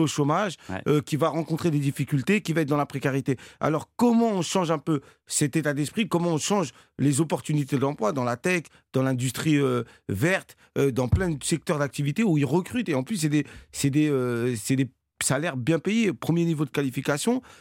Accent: Cergy-Pontoise, Île-de-France, France; j'ai grandi à Cergy-Pontoise, euh, dans un quartier qui s'appelait la Croix-Petit

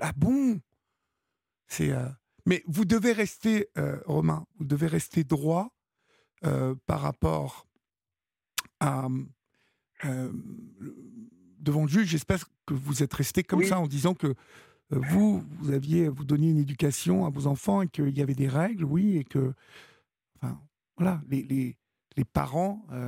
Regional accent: France; chez nous en France

